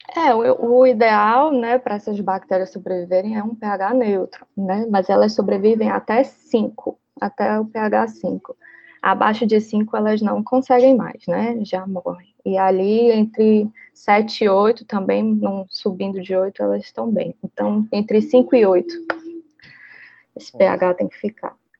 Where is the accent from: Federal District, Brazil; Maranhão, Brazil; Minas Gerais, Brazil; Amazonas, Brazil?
Amazonas, Brazil; Manaus; moved away as an adult; now in Ceará, Brazil; Eu sou de Manaus, né? Apesar de muito notícia dizer por aí que eu sou cearense, eu não sou cearense, eu sou amazonense